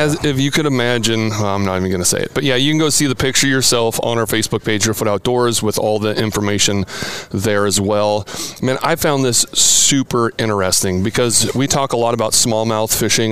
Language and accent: English; Oregon, United States; moved away; I'm a 90s grunge kid growing up in the Pacific Northwest.